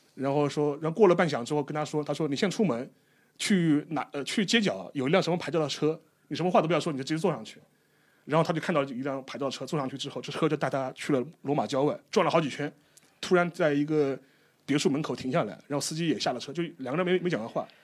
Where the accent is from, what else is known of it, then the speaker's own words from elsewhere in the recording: China; 我们中国人